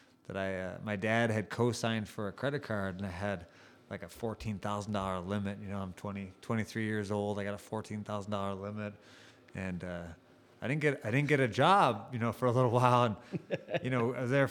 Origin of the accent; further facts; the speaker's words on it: Woodstock, Illinois, United States; moved away; also born or lived in Utah; I'm originally from just outside of Chicago, Woodstock, Illinois. Grew up there